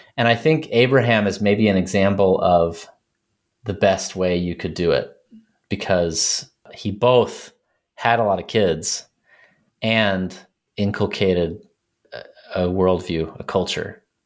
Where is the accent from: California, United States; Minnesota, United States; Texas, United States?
Texas, United States; moved away as an adult; also born or lived in Colorado; I grew up in Texas